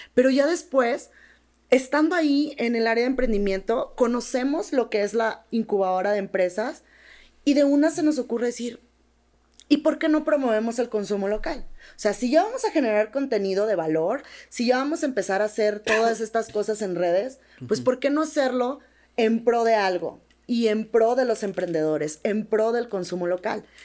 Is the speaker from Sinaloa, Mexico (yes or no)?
yes; Sinaloa, Mexico; moved away; en Sinaloa somos tomateras de Culiacán, pero de hueso colorado